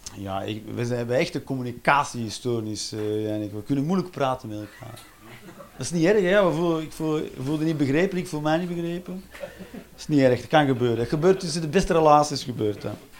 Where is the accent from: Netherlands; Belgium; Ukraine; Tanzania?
Belgium; Flanders; wij als Vlaming